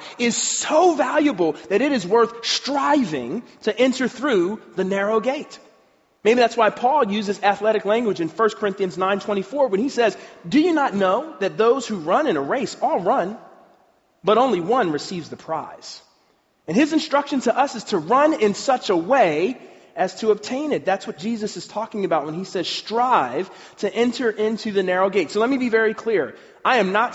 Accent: Pennsylvania, United States; I'm from Pennsylvania

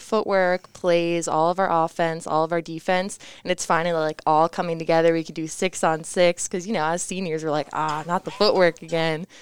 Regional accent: Parkland, Florida, United States; moved away; South Florida. So Parkland, it's near Fort Lauderdale, Miami area

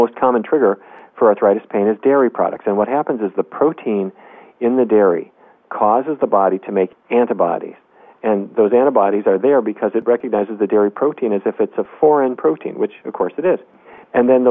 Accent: North Dakota, United States; When I was a kid growing up in North Dakota, we didn't eat anything

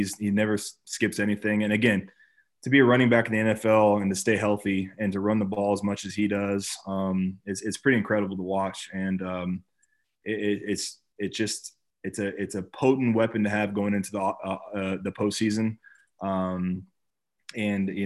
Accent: California, United States; born and raised in California

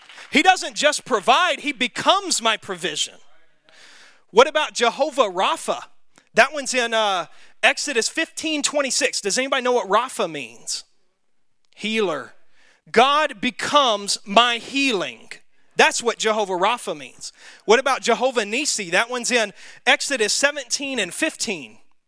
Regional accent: the South, United States; accent: Southern; That's my southern accent coming out too. It's like southern Hebrew.

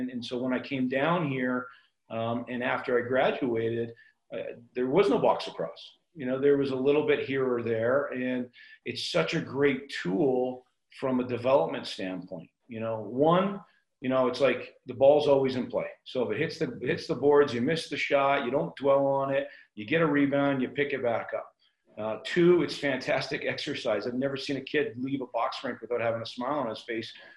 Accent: Burnaby, British Columbia, Canada; moved away as an adult; now in Denver, United States; I'm from Burnaby

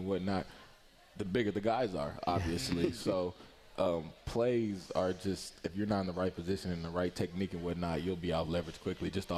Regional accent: Ypsilanti, Michigan, United States; also born or lived in Belleville, Michigan; I'm from Ypsilanti, Michigan

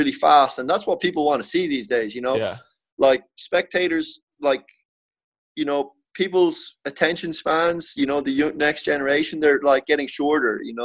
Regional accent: Ireland; born or raised there; moved away as an adult

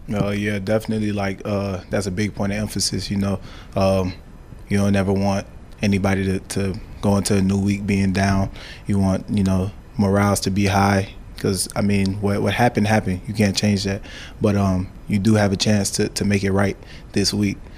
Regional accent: Miami, Florida, United States; now in Nebraska, United States; we're from Miami

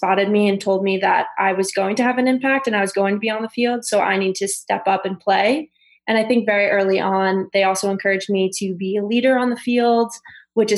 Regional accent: South Shore of Long Island, New York, United States; also born or lived in Florida; I grew up on the South Shore of Long Island

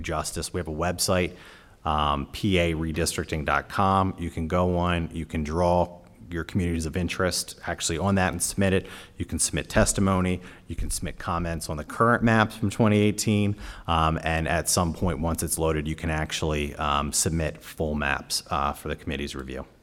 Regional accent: York, Pennsylvania, United States; I'm from York

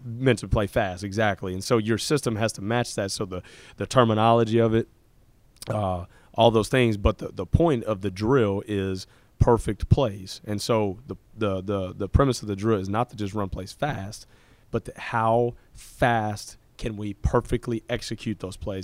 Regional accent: Fort Worth, Texas, United States; I grew up in Fort Worth, Texas

